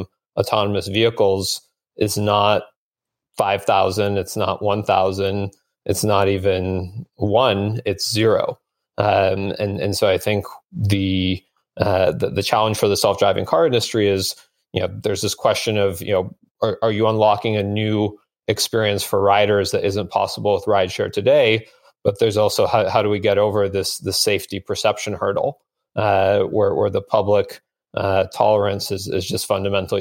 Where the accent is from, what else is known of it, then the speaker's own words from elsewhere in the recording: Bellevue, Washington, United States; I grew up in Bellevue, Washington